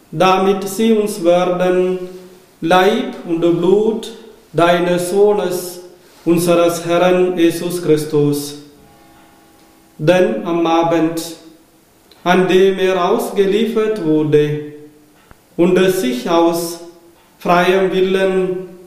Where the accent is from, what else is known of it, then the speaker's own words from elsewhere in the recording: Kerala, India; German is a second language; now in Germany; Ich komme aus äh, Indien, aus Kerala.